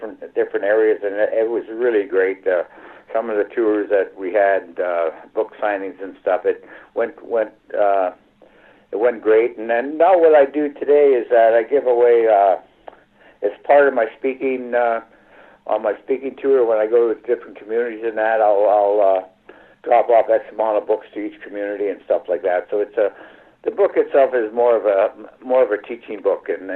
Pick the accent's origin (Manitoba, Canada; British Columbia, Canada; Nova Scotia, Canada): Manitoba, Canada; Riverton; moved away; starting my hockey in my hometown of Riverton, Manitoba